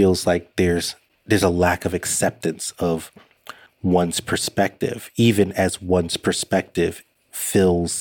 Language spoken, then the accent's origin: English; United States; I'm an American. Hold an American passport